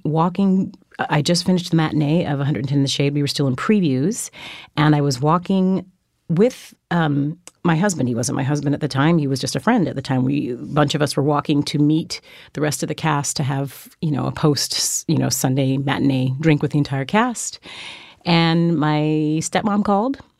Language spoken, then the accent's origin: English; Fresno, California, United States; moved away as an adult; also born or lived in Germany / New York; I was raised in Fresno, California